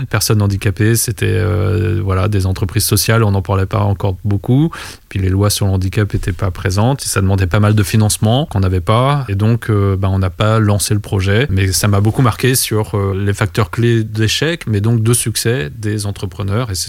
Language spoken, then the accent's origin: French; Vietnam; born there; mais moi en fait je suis né au Vietnam, j'ai été adopté par euh, cette famille française.